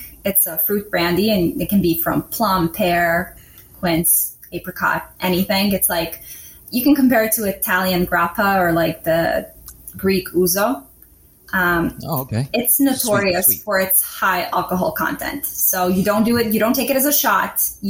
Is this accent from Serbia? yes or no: yes; Belgrade, Serbia; moved away as an adult; also born or lived in Vienna; now in New York, United States; I'm from Belgrade, Serbia. I'm 22.